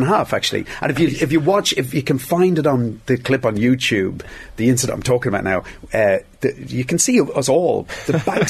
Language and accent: English; Dublin, Leinster, Ireland; I was from Dublin. I had no interest in hurling